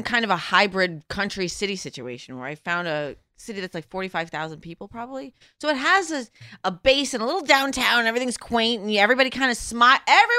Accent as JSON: {"language": "English", "town": "New York City", "region": "New York", "country": "United States", "also_born_or_lived": "Los Angeles / Boston", "moved": "as an adult", "lives_now": "Montana, United States", "said": "I'm from New York."}